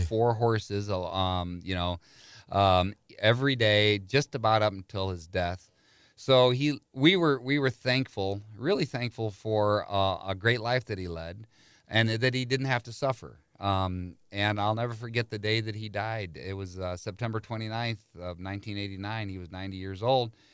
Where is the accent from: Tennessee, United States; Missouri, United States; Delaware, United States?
Missouri, United States; St. Louis; born or raised there